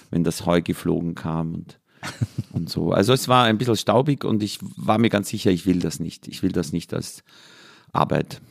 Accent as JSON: {"language": "German", "area": "Mühlviertel / Danube valley", "region": "Upper Austria", "country": "Austria", "tie": "born or raised there", "said": "Und ich bin an der Grenze von drei Vierteln aufgewachsen, nämlich Waldviertel, Mostviertel und Mühlviertel"}